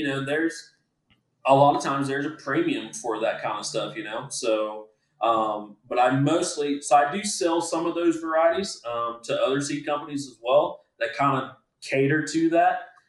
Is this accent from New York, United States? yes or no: no; Groveland, Florida, United States; my hometown of Groveland or in Clermont